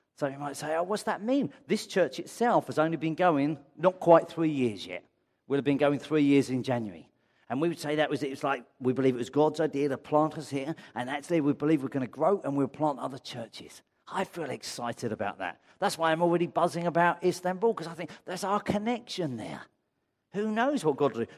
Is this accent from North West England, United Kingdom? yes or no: no; Brighton, South East England, United Kingdom; now in London, United Kingdom; I come from Brighton